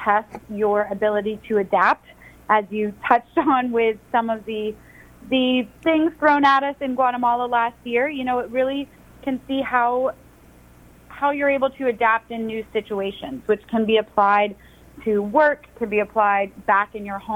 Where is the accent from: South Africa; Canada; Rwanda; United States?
United States; Atlanta, Georgia; I'm from Atlanta, born and raised